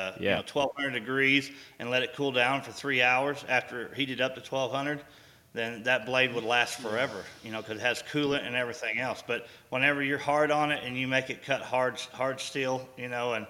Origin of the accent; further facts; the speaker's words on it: Abilene, Texas, United States; also born or lived in Moscow, Idaho; we had come on back to Abilene, Texas